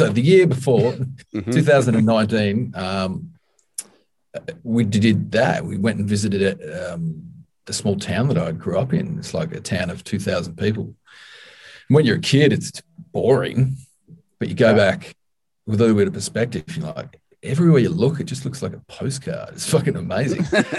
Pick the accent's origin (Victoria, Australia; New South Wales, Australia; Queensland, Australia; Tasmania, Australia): Tasmania, Australia; moved away as an adult; now in Melbourne, Australia; live in Melbourne now, which is one of the more populous cities. Very cool city. Yeah. But I grew up in Tasmania, lived there for like 28 years.